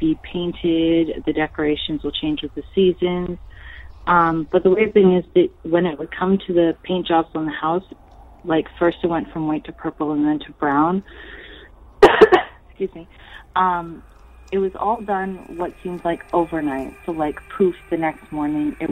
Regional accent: area outside Montreal, Quebec, Canada; my hometown

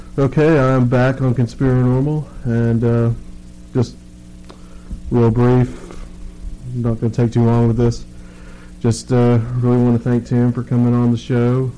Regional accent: Chattanooga, Tennessee, United States; my hometown, Chattanooga

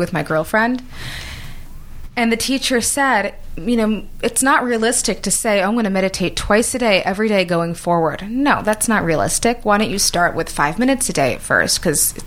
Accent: New York, United States; moved away as an adult; now in Los Angeles, United States; I was born and raised in New York, worked in New York all my life, went to school

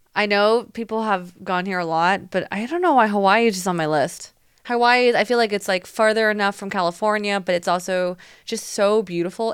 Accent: Taiwan; moved away; me growing up in Taiwan

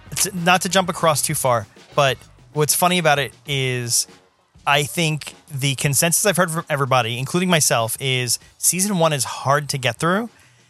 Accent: Staten Island, New York, United States; The closest I came was, you know, I grew up in New York and Staten Island.

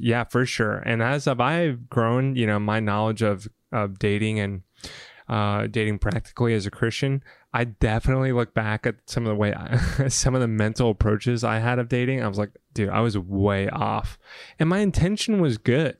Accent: the South, United States; moved away; I came from the South

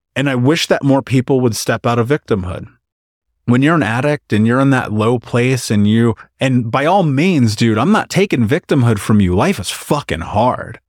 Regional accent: Indiana, United States; moved away as an adult; I left Indiana at 29.

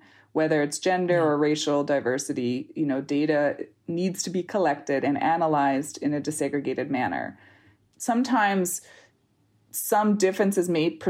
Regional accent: Canada; This is a U.S. thing where the list

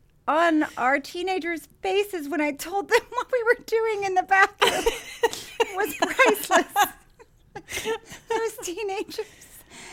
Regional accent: Dubuque, Iowa, United States; There is an adult entertainment club just outside of my hometown in Dubuque, Iowa, called Shakers.

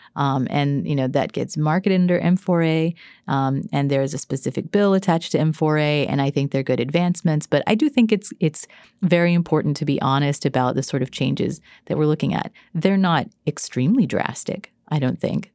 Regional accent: Texas, United States; I grew up in Texas

